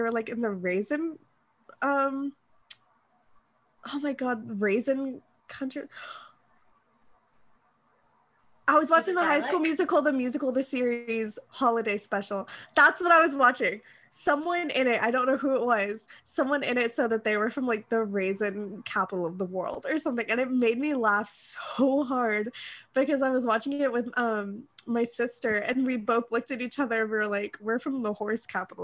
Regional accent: Kentucky, United States; I'm literally from Kentucky

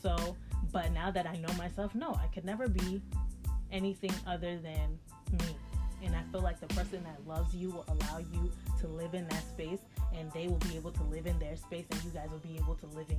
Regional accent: United States; being an American, we say how we feel.

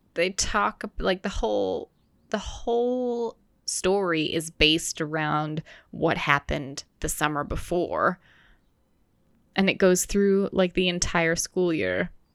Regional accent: Wisconsin, United States; also born or lived in Maryland; I was born in Maryland and I lived there for eight years and then we moved to Wisconsin

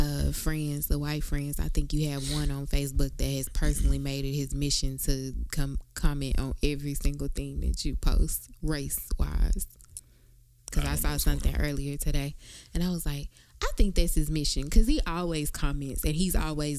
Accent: Dallas, Texas, United States; I'm from Dallas, born and raised.

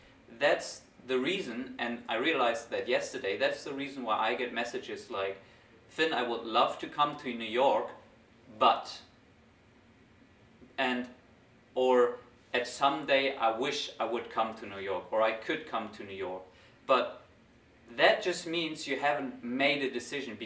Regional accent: Germany; I go back to Germany, to my hometown, back to my parents' house

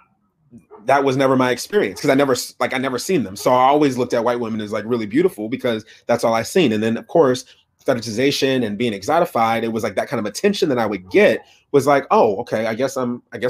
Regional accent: Minneapolis, Minnesota, United States; also born or lived in Fargo, North Dakota; I grew up in Minnesota, Minneapolis, Minnesota.

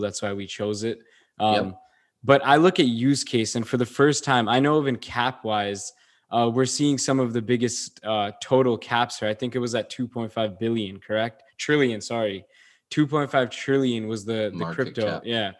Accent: India; I'm Indian. We do gold still till date.

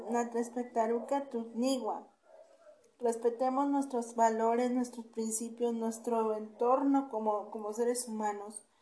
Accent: Mexico; somos de México, que somos mexicanos.

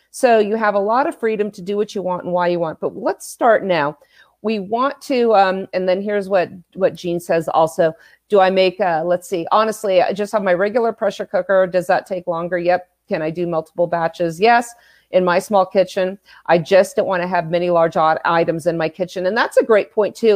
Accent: California, United States; born and raised in California

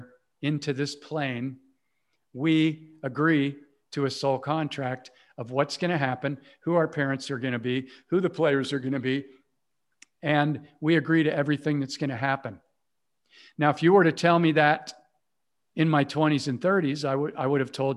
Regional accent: Cincinnati, Ohio, United States; I grew up in the Midwest in Cincinnati, Ohio, in the United States

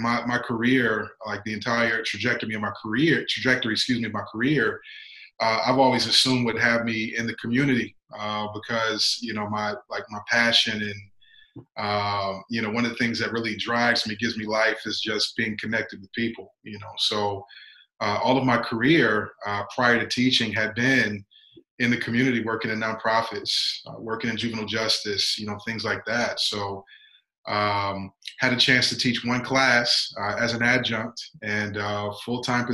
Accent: Ohio, United States; I'm from Ohio

